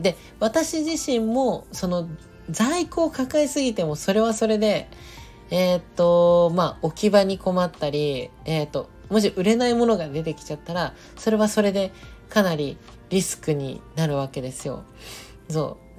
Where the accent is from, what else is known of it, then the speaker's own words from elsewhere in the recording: Nagoya, Aichi, Japan; moved away; 地元の名古屋に帰ってたんですよね